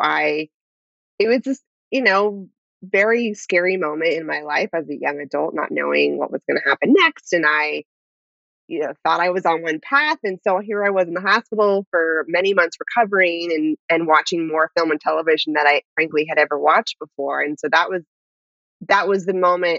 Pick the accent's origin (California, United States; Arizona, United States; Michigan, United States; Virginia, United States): California, United States; Bay Area, Northern; I grew up in Northern California in the Bay Area.